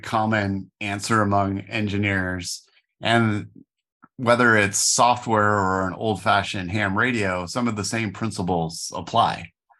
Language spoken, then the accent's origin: English; Phoenix, Arizona, United States; I am a third generation Arizonan myself, although I'm only second generation born in Phoenix.